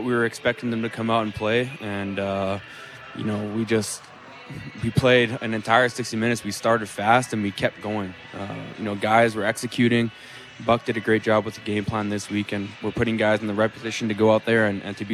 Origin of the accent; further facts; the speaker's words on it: Winnipeg, Manitoba, Canada; my hometown